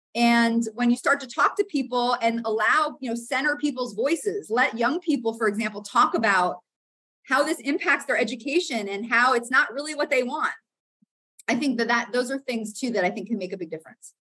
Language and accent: English; Florida, United States; I grew up in the South in Florida, but in a very white, predominantly Christian southern suburb.